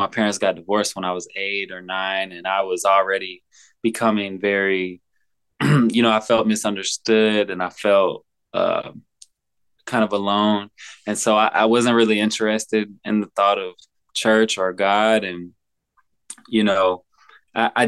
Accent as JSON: {"language": "English", "town": "Olive Branch", "region": "Mississippi", "country": "United States", "tie": "born or raised there", "also_born_or_lived": "Memphis, Tennessee", "said": "I grew up in Mississippi, like right on the border of Memphis. It's called Olive Branch."}